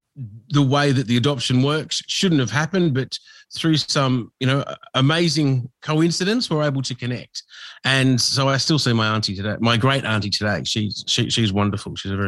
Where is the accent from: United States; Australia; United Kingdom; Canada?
Australia; I was the dark kid. So you were always looked at, everybody turned, especially growing up in Australia in the 80s.